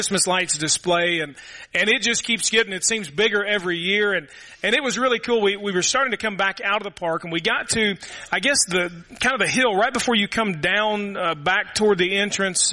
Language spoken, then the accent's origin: English; Louisville, Kentucky, United States; now in Murray, United States; We had a neighborhood when I grew up in Louisville